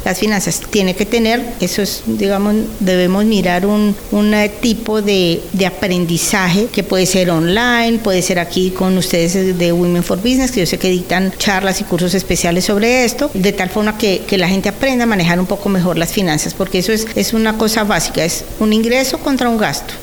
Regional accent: Colombia; moved away as an adult; now in El Salvador; llevo en El Salvador 21 años, soy colombiana, llegué con una entidad internacional a trabajar

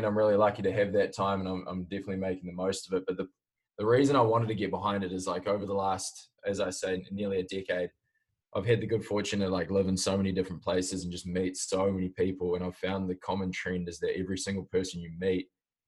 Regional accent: Auckland, New Zealand; moved away as an adult; also born or lived in Jakarta, Indonesia / Southeast Asia; now in United States; I grew up, I was born in Auckland, New Zealand, and then through dad's work, I moved out to Jakarta in Indonesia and bounced around the Southeast Asia sort of area.

